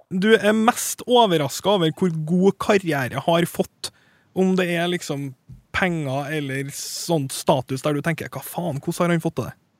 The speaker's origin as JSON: {"language": "Norwegian", "region": "Trøndelag", "country": "Norway", "said": "For min del, som trønder"}